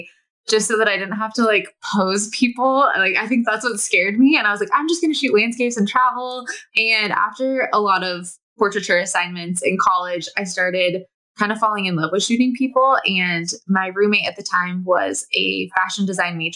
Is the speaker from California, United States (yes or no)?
yes; Southern California, United States; moved away as an adult; now in Bend, United States; I was born and raised in Southern California